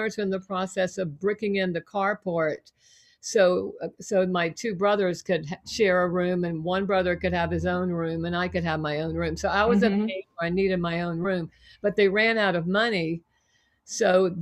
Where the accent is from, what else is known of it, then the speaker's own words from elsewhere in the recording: Savannah, Georgia, United States; moved away as an adult; I grew up in Savannah